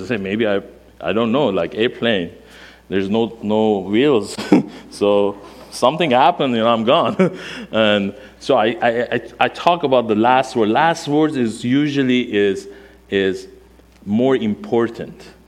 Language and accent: English; Iran; first language Armenian; English is a second language; moved away as an adult; now in United States; my mother language is Armenian. Um, i born and raised in Iran, um, 1979, 42 years old.